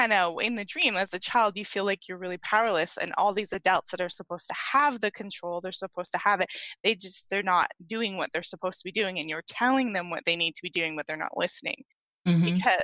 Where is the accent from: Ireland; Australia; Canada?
Canada; East Coast; moved away as an adult; now in British Columbia, Canada; I grew up in Canada. I had that dream on the East Coast, but I now live on the West Coast